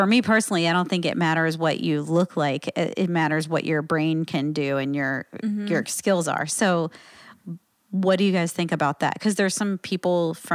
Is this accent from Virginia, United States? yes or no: yes; Virginia, United States; now in California, United States; when I was growing up in Virginia